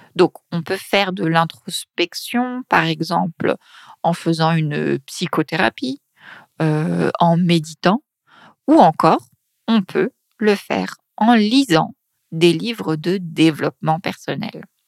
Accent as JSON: {"language": "French", "town": "Paris", "region": "Île-de-France", "country": "France", "accent": "Paris region", "said": "je viens de Paris, de région parisienne"}